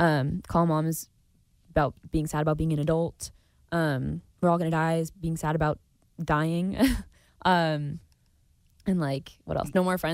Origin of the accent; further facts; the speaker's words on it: Napa, California, United States; It's my hometown.